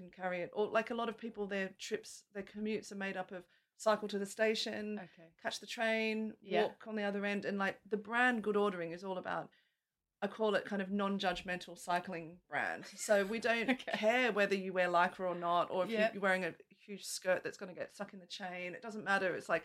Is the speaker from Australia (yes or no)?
yes; Australia; moved away as an adult; I'm Australian, and which you'll probably pick up from my accent, and I moved here 15 years ago.